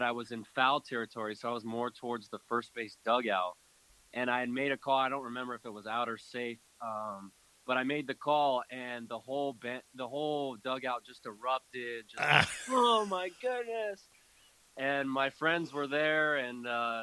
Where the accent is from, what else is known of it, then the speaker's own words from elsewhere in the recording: San Diego, California, United States; I was born and raised in San Diego as well